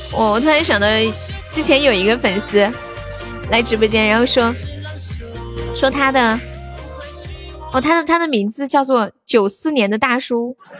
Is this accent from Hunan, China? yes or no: no; Sichuan, China; accent: Sichuan dialect; also born or lived in Shenzhen; 作为一个四川人